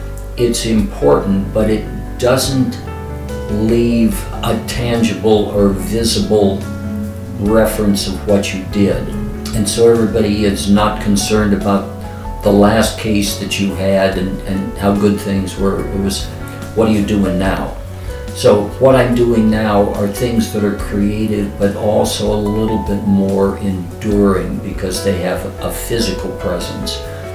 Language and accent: English; San Bruno, California, United States; I grew up in San Bruno, a quiet suburb 10 miles south of San Francisco.